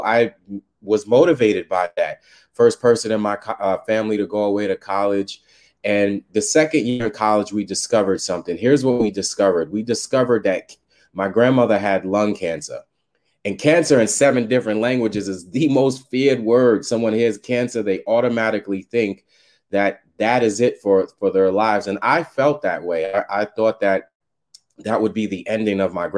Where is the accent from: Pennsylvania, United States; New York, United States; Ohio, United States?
New York, United States; New York City; I was raised in Staten Island, New York.